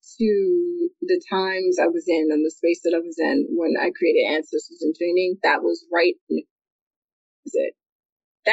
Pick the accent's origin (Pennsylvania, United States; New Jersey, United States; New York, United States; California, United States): New York, United States; I was born in December of 1990. So I was made to wait in New York